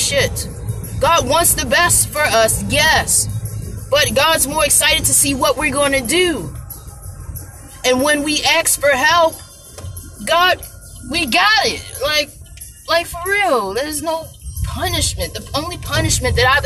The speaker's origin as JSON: {"language": "English", "town": "Baltimore", "region": "Maryland", "country": "United States", "tie": "born or raised there"}